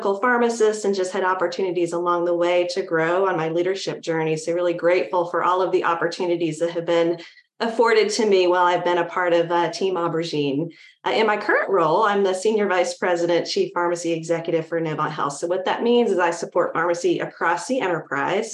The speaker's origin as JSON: {"language": "English", "region": "North Carolina", "country": "United States", "tie": "born or raised there", "said": "I grew up in North Carolina"}